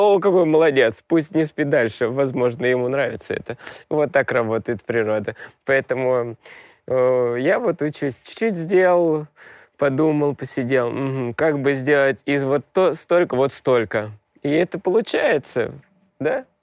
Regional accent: Moscow, Russia; Я москвич

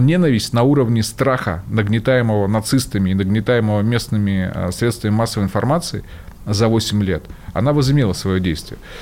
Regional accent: Sevastopol, Ukraine; я же сам из Севастополя, много там людей знакомых

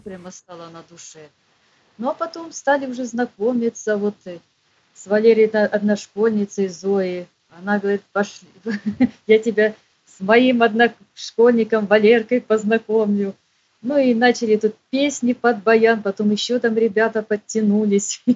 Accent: Khabarovsk, Khabarovsk Krai, Russia; moved away; also born or lived in Petropavlovsk-Kamchatsky / Kursk; я жила в Хабаровске

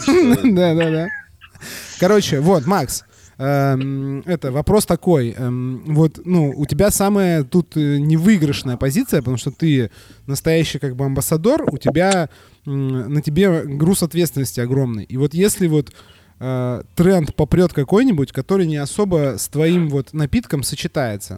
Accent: Saint Petersburg, Russia; я не из Москвы, я из Питера. Я из Питера

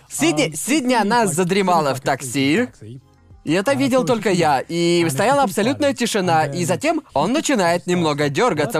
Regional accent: Brighton, South East England, United Kingdom; moved away as an adult; also born or lived in London / Bangkok; я вырос в Брайтоне

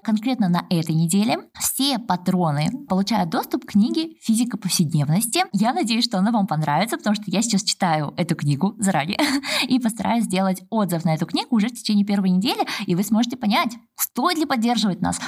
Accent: Almaty, Kazakhstan; also born or lived in Stockholm, Sweden; now in Stuttgart, Germany; я сама родом из Алматы

